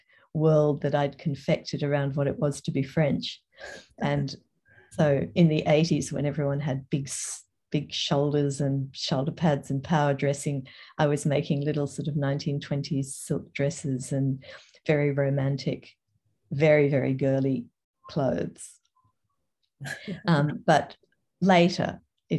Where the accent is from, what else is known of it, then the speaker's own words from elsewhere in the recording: Toowoomba, Queensland, Australia; also born or lived in England / Brisbane / Paris / Sydney; I was born in England and we were 10-pound poms. I came to Australia when I was six and have lived here almost ever since. Grew up in Toowoomba